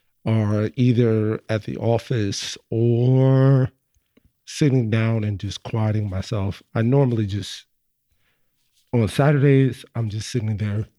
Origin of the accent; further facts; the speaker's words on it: New York, United States; yeah, and from my church is in Greenwich, Connecticut, but I'm from New York.